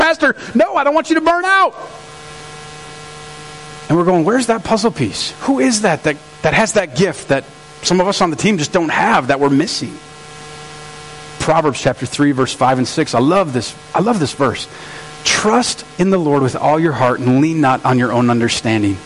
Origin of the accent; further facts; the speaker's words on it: St. Francis, United States; we're in St. Francis, and I'm from St. Francis